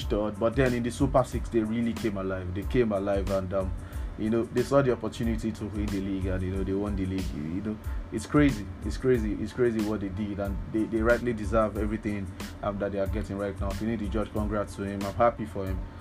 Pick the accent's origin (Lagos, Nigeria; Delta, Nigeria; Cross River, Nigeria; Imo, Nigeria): Lagos, Nigeria; As a Lagos person myself, sorry, I grew up in Lagos, so we like to claim Lagos.